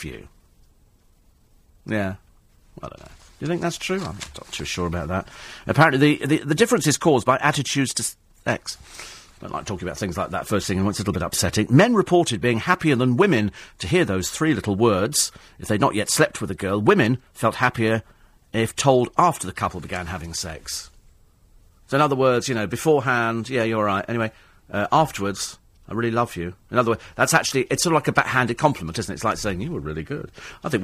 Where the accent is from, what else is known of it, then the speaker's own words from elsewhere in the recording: London, United Kingdom; We're in London. We live here